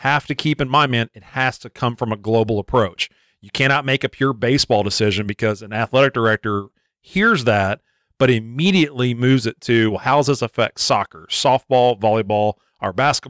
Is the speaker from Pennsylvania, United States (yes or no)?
no; Frankfort, Kentucky, United States; growing up in Frankfort, right next door to Lexington